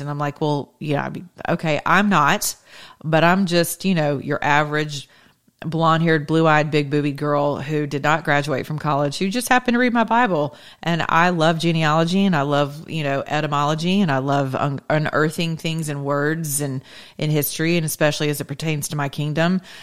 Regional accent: Georgia, United States; Georgia, my home state where I still reside for now

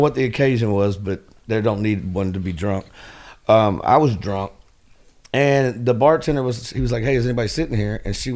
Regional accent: Memphis, Tennessee, United States; I grew up born and raised in Fraser, a little hood right in North Memphis

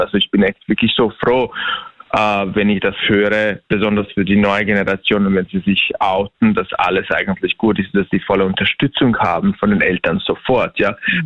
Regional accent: Bosnia & Herzegovina; moved away as an adult; now in Vienna, Austria; Ich bin in Bosnien geboren. Und die Geschichte halt natürlich hat jetzt nicht immer so leicht angefangen, ja weil ich aus einem kleinen, also aus einer kleinen Stadt komme

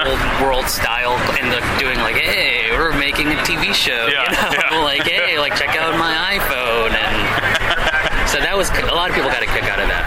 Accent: New York City, New York, United States; I'm from New York City

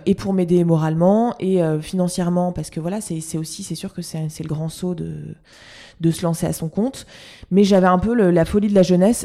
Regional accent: Lille, Hauts-de-France, France; je suis lilloise

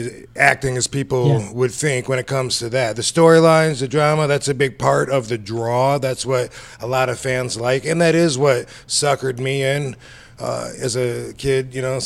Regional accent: Battle Creek, Michigan, United States; moved away as an adult; I grew up in Battle Creek, Michigan. Did my whole everything there. Didn't leave till I was... I don't know. After, I guess I was 18-ish.

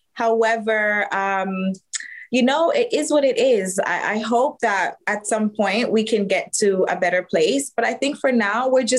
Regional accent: Miami, Florida, United States; moved away; also born or lived in Jamaica; I grew up in Miami

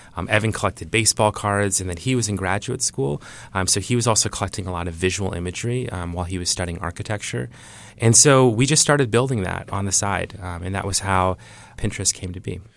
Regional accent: Iowa, United States; I grew up in Iowa

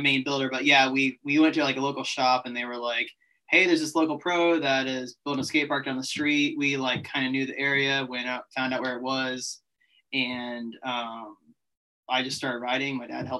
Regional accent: Apopka, Florida, United States; also born or lived in Longwood, Florida; I grew up in Apopka, which is just like 20 minutes outside of Orlando, and then my dad was born and raised in Longwood, and I bought a house in Longwood, and that's kind of where like my whole life exists

